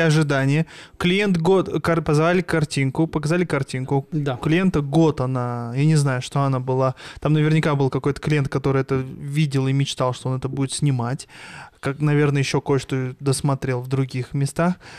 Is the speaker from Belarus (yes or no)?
no; Almaty, Kazakhstan; я родился в Алмате